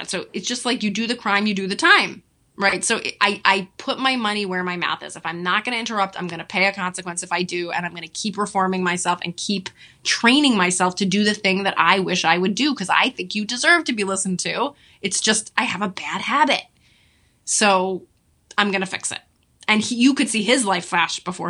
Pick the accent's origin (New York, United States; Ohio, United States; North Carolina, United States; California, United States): New York, United States; I'm a Jew from New York.